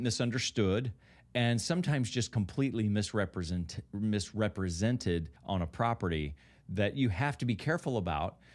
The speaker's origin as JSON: {"language": "English", "region": "Kentucky", "country": "United States", "tie": "born or raised there", "said": "I grew up in Kentucky"}